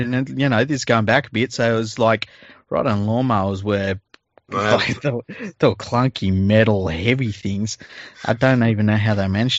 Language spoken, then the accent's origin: English; Mount Druitt, New South Wales, Australia; So, you know, I'm a kid from Mount Druitt.